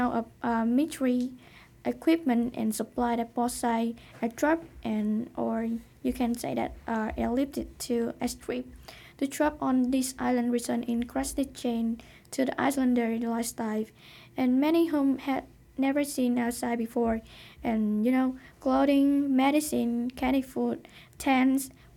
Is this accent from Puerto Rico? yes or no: no; Vietnam; moved away; I'm from Vietnam